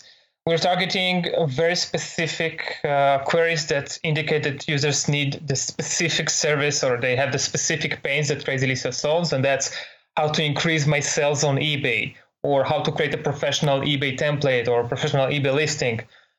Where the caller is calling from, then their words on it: San Jose, California, United States; right now I'm calling you from San Jose in California.